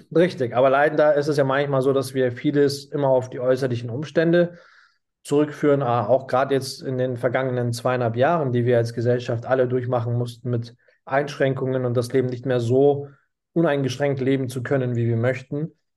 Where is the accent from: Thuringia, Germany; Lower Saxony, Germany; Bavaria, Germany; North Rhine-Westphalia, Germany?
Bavaria, Germany; Munich; moved away as an adult; ich komme aus München, habe einen türkischen Migrationshintergrund